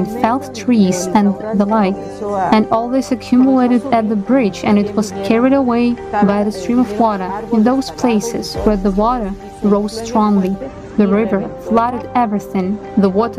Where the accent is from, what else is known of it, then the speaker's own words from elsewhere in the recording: Guano, Chimborazo, Ecuador; I'm from Ecuador. I live in a canton of the city of Riobamba that belongs to the province of Chimborazo, which is called Guano.